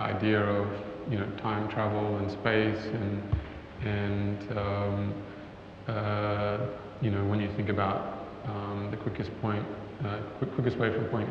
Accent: Cairns, Queensland, Australia; I grew up in Cairns

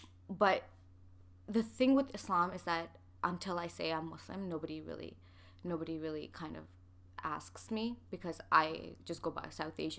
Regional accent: Canada; people will just be like, where are you from? I'll be like, oh, Canada. And then I'm like, where? I'm like, okay, Pakistan.

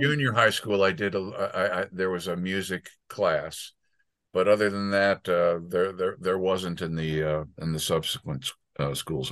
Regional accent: southern Connecticut, United States; also born or lived in New York City / Tenafly, New Jersey / Englewood, New Jersey; I was born in New York City, and then I okay. lived a few years in uh, Tenafly and Englewood, New Jersey. Okay. And then mostly I grew up in uh, southern Connecticut, uh, Fairfield okay. County, okay. Wilton, and Darien.

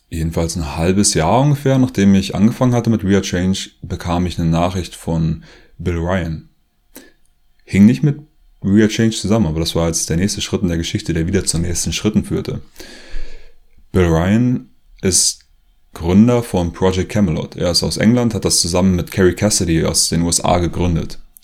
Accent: Germany; moved away as an adult; now in Leipzig, Germany; Ich komme eigentlich aus der Nähe von Berlin

